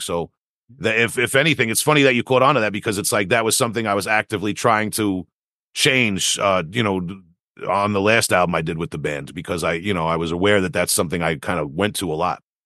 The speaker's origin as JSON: {"language": "English", "area": "Long Island", "region": "New York", "country": "United States", "tie": "born or raised there", "said": "my youth growing up on Long Island"}